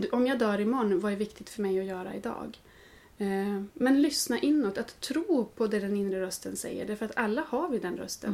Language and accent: Swedish; Norrland, Sweden; now in Gothenburg, Sweden; har jag ju hus hemma i Norrland där jag är född.